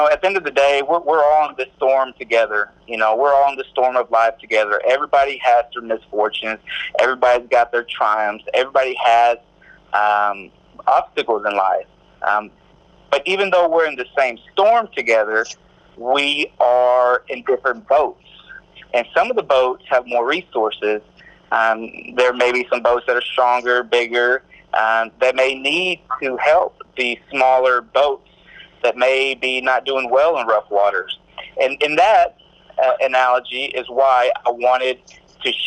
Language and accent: English; Mexico; now in Corsicana, United States; I'm originally from Mexico. I'm an immigrant. I wasn't born here. I was born in Mexico.